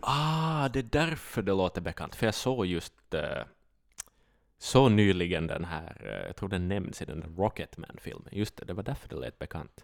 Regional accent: Finland; vi är ju finlandssvenskar

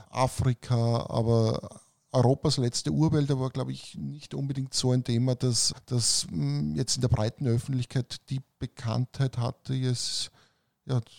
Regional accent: Romania; Weil bei uns in Rumänien haben sie gesagt, das ist ein Riesenthema natürlich.

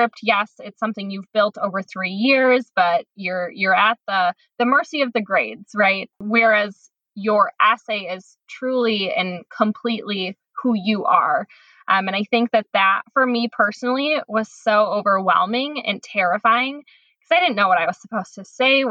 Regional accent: Tomah, Wisconsin, United States; now in Chicago, United States; I'm originally from Tomah, Wisconsin, which is a tiny town in the middle of the state of Wisconsin

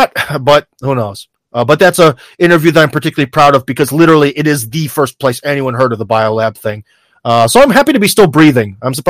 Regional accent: United States; now in Russia; as an American

